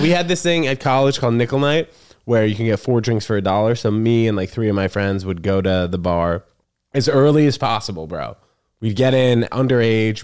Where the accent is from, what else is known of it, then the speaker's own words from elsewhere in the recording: New York City, New York, United States; also born or lived in New Jersey; I'm from here, dude, New York City. I was, uh, born and raised here.